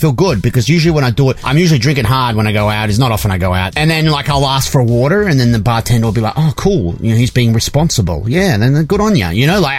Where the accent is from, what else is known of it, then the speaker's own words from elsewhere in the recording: Australia; Well, I'm Australian, so everything sounds different, you know?